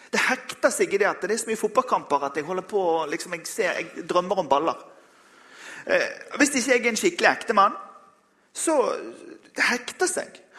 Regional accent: Western Norway, Norway; Nå er jeg vestlending, så jeg kan jo ha tatt med meg et garn.

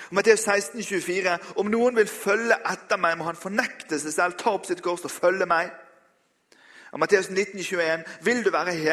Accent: Western Norway, Norway; Nå er jeg vestlending, så jeg kan jo ha tatt med meg et garn.

